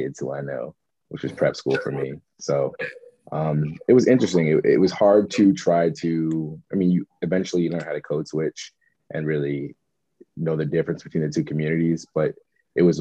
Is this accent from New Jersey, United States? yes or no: yes; Trenton, New Jersey, United States; growing up in Trenton, when I grew up in the city, was a melting pot of people